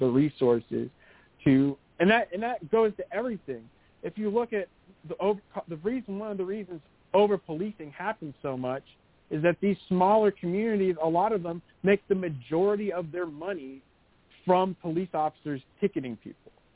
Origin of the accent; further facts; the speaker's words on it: East Texas, United States; I'm born and raised in East Texas